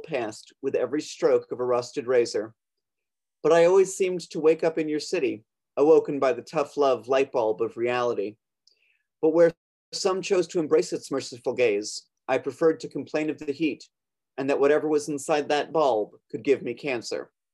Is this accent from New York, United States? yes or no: yes; Long Island, New York, United States; now in Brooklyn, United States; I'm originally from Long Island. I live. I'm calling in from Brooklyn, New York.